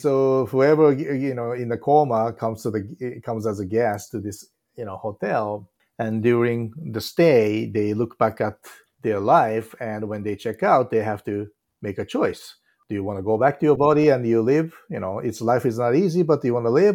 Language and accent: English; Japan; English is a second language; moved away as an adult; now in United States; reason I left Japan